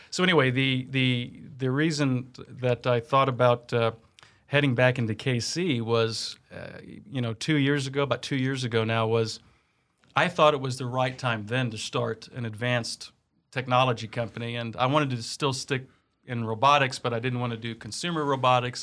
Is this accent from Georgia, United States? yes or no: no; Kansas City, Missouri, United States; moved away as an adult; also born or lived in Blue Valley, Kansas; growing up here in K C